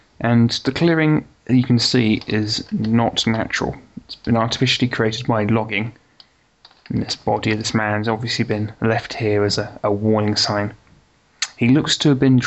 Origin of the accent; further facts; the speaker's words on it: United Kingdom; I am a Brit